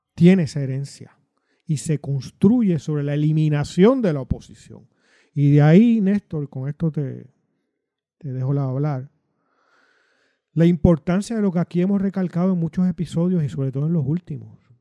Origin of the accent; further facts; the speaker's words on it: Puerto Rico; yo como puertorriqueño, nací criado en los años 60, que fue a la escuela superior en los 70